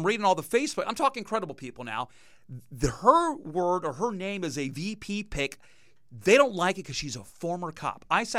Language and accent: English; Brevard County, Florida, United States; I was born and raised in Brevard